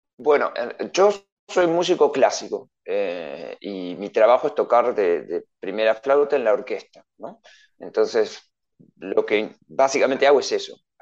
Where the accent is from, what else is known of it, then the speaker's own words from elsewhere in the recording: Adrogué, Buenos Aires Province, Argentina; moved away as an adult; also born or lived in Mendoza; yo soy en realidad de Buenos Aires, de provincia de Buenos Aires, de Adrogué